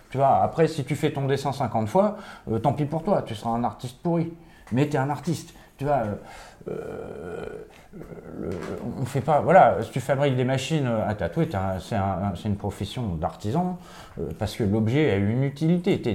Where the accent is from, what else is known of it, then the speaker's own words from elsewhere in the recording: Switzerland; Ouais, je viens de Suisse